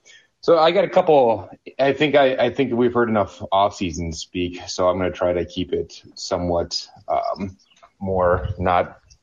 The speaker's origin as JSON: {"language": "English", "town": "Green Bay", "region": "Wisconsin", "country": "United States", "said": "So, I'm from Green Bay"}